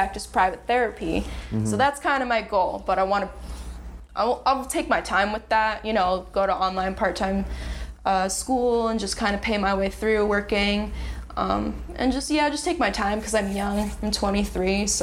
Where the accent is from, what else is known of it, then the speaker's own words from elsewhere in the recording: Lake Worth, Florida, United States; I grew up in the suburbs of Lake Worth, which is a little bit south of West Palm Beach